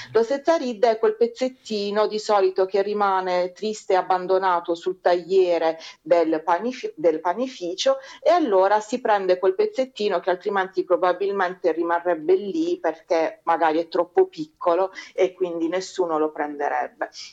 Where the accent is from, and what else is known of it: Bari, Apulia, Italy